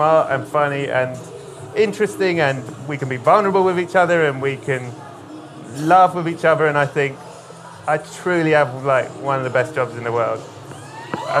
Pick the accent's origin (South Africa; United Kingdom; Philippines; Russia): United Kingdom; being British